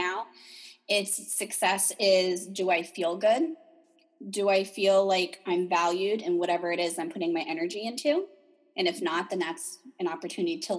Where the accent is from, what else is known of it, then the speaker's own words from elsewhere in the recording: New Jersey, United States; I'm from New Jersey